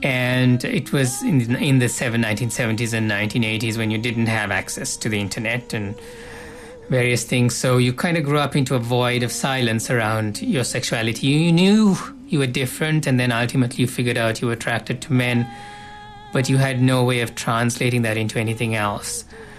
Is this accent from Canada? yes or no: yes; Canada; the reality of my, like, being Canadian in the way I'm Canadian.